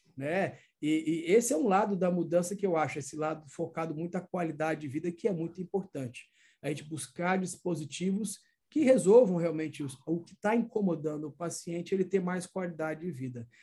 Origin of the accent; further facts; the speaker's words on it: Minas Gerais, Brazil; now in Northeast Brazil, Brazil; sou mineiro, mas estamos aqui no Nordeste